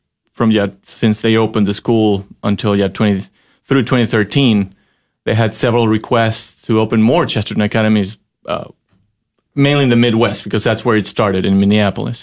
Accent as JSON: {"language": "English", "country": "Ecuador", "also_born_or_lived": "Texas", "moved": "as an adult", "lives_now": "Fort Worth, United States", "said": "I'm originally from Ecuador. I first came to Texas when I was 19"}